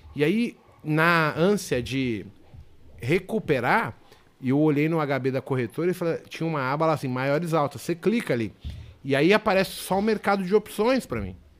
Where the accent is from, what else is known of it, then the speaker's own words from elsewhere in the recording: São Paulo, Brazil; eu nasci no bairro do Limão. É, Santana, São Paulo. Mas eu fui morar bairro do Limão, Vila Nova Cachoeirinha, Brasilândia, zona periférica de São Paulo